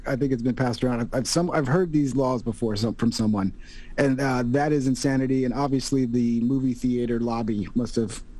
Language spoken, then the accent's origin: English; San Antonio, Texas, United States; I'm from San Antonio.